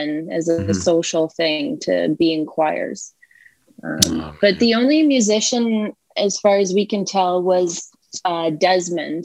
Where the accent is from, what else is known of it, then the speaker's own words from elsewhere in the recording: Almonte, Ontario, Canada; also born or lived in Scarborough, Ontario; I'm from Elmont.